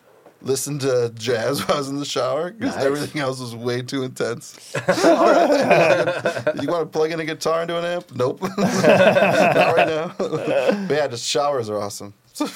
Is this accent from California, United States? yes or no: no; Michigan, United States; I'm from Michigan where I like slept in a basement.